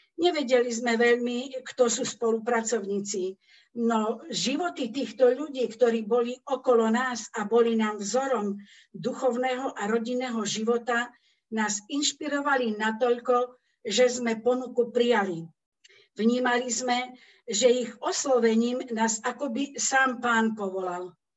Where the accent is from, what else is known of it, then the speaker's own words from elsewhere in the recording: Kendice, Prešov Region, Slovakia; also born or lived in Radatice, Slovakia; now in Prešov, Slovakia; Ja pochádzam z Radatic. S rodičmi sme sa presťahovali do Kendic, keď som mala 10 rokov.